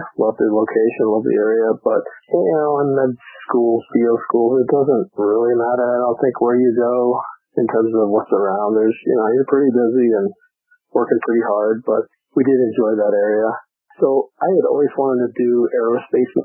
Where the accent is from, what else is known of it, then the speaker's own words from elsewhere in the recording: Greeley, Colorado, United States; moved away as an adult; also born or lived in Bethesda, Maryland; I grew up in Greeley, Colorado, north of Denver.